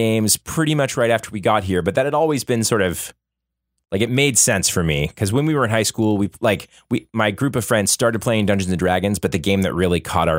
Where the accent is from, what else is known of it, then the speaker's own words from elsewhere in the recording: Florida, United States; now in Boston, United States; I have lived in Boston for about 10 years. I grew up in Florida. That's where I'm from and where I grew up, went to high school.